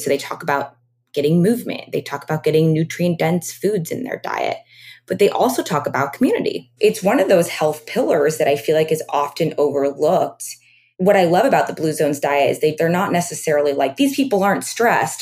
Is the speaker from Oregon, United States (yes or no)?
yes; Oregon, United States; also born or lived in New York; now in Los Angeles, United States; I grew up on a farm in Oregon.